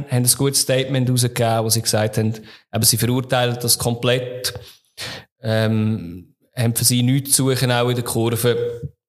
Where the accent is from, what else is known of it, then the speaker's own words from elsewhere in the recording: St. Gallen, Switzerland; wenn ich als St. Galler in Luzern bin, werde ich auch immer als Scheiß St. Galler bezeichnet.